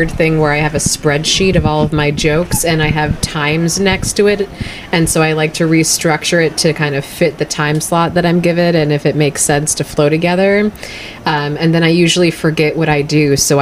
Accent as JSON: {"language": "English", "country": "United States", "said": "I'm from the Quad Cities"}